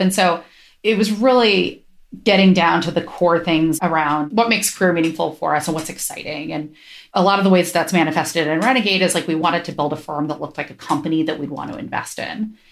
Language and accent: English; Ohio, United States; now in San Francisco, United States; I grew up in Ohio